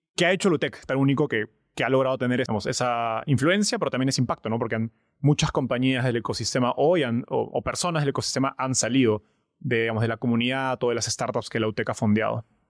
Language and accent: Spanish; Peru; somos dos peruanos, estamos en Perú ahorita